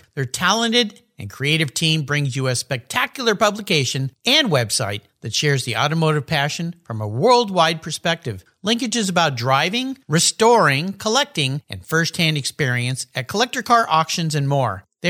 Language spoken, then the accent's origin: English; Southern California, United States; I grew up in Southern California surfer